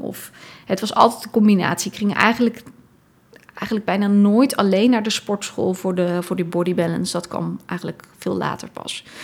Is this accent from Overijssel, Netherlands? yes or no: no; Dordrecht, South Holland, Netherlands; moved away as an adult; also born or lived in Tilburg; Ik ben opgegroeid in Dordrecht.